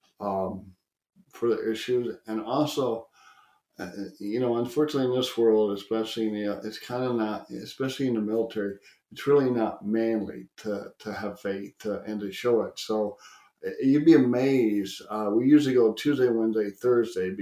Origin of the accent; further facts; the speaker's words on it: Texas, United States; I'm a Texan